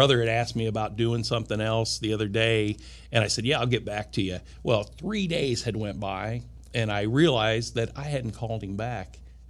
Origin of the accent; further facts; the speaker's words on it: Watseka, Illinois, United States; my hometown of Watseka